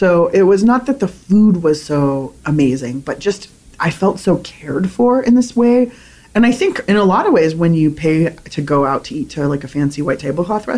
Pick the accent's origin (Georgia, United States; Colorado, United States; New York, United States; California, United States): California, United States; San Diego; also born or lived in Berkeley; I grew up in San Diego